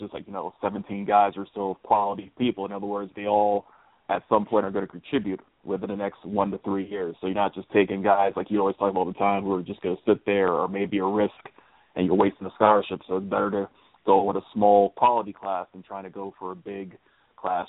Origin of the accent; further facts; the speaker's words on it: California, United States; I'm from the California area